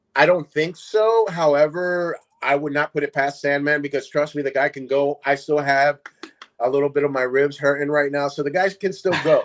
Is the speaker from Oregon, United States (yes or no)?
no; Paulsboro, New Jersey, United States; also born or lived in Puerto Rico; when I came from Puerto Rico, I I lived in North New Jersey, but I then moved down to South Jersey, little small town called Paulsboro. That's where I grew up